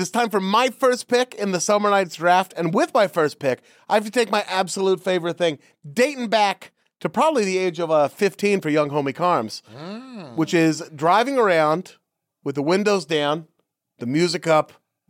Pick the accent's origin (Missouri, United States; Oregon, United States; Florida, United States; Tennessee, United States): Oregon, United States; Beaverton; growing up in Beaverton, you know, Portland was one way and the other way was farms until the ocean.